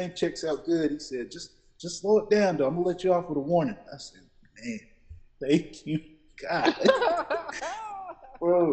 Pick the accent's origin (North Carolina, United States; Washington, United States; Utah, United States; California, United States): North Carolina, United States; Forest City; I am from Forest City, you know, brothers from Spindale, all those parts